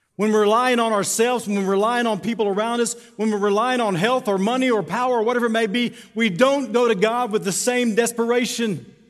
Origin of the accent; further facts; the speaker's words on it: Tucumcari, New Mexico, United States; Born and raised in Tucumcari